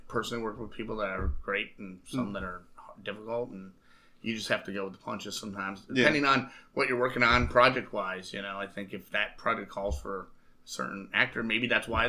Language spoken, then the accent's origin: English; Royal Oak, Michigan, United States; I grew up in Royal Michigan